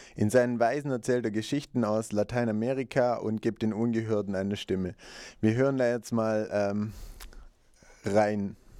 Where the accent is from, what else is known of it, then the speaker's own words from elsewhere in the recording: Italy; Ich als Italiener bin, bin, um die Situation von meinem Land besorgt